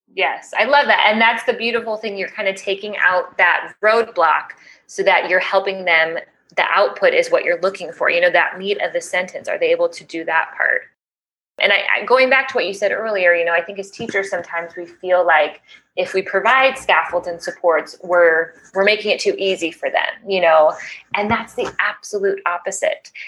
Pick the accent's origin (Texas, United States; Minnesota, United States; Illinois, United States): Illinois, United States; Chicago; moved away as an adult; now in Panama City, Panama; I am originally from Chicago